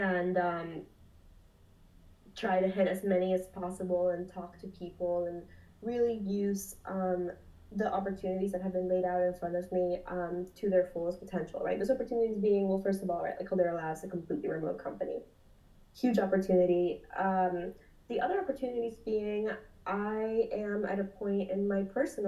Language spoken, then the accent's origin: English; North Broward County, Florida, United States; also born or lived in Lima, Peru; I was raised by a single mom in North Broward County, which is about 45 minutes north of Miami